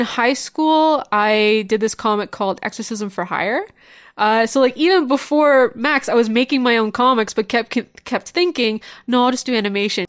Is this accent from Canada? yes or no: yes; Niagara Falls, Ontario, Canada; moved away as an adult; now in Toronto, Canada; I initially grew up actually in Niagara Falls